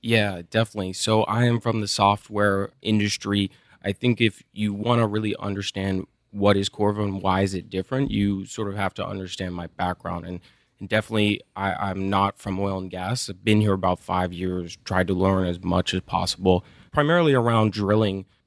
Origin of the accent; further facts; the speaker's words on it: Midland, Texas, United States; also born or lived in Austin, Texas; I grew up in Midland.